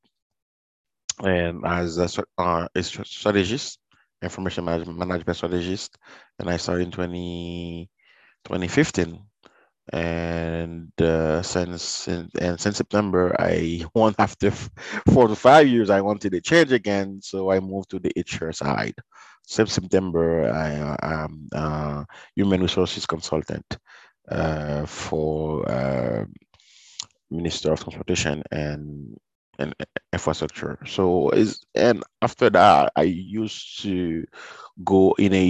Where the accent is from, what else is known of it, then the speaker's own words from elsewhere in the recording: Sud, Haiti; also born or lived in Port-au-Prince, Haiti; now in Montreal, Canada; When I was growing up in Haiti, it was, you know, I was born in a small city.